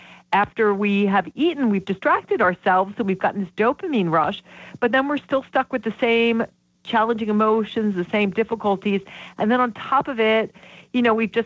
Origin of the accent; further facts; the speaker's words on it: Vermont, United States; I'm from Vermont